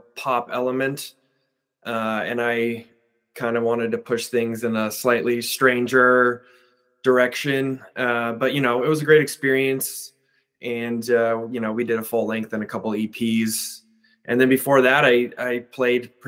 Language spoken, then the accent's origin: English; Southern California, United States; moved away as an adult; now in Portland, United States; I grew up in Southern California